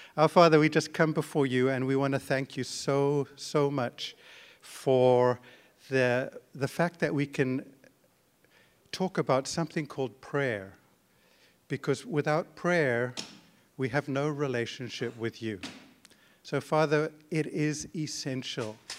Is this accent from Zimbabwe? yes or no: yes; Zimbabwe; moved away as an adult; now in Canada; my wife and I were born in Zimbabwe, and, uh, grew up there